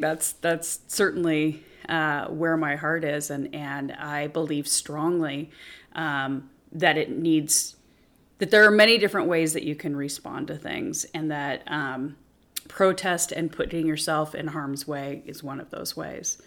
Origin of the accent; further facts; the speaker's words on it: Spokane, Washington, United States; I'm from Spokane